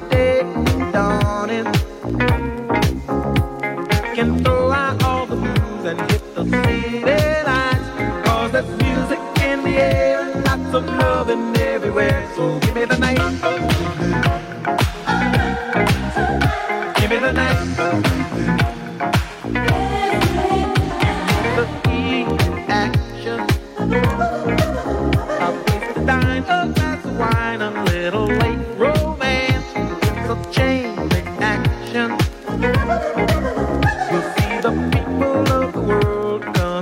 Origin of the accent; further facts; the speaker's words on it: England, United Kingdom; moved away; I'm English